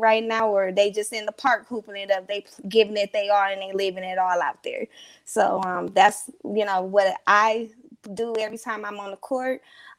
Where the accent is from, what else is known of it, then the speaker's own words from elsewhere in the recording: Detroit, Michigan, United States; also born or lived in Flint, Michigan; I'm born in Flint, Michigan, but I grew up in Detroit.